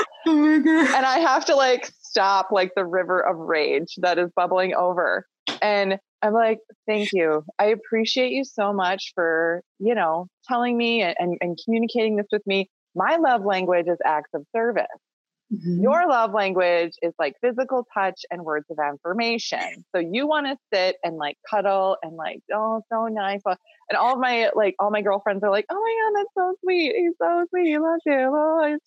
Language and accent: English; Minnesota, United States; also born or lived in Northern Michigan; I grew up in Minnesota. I actually grew up on a small goat farm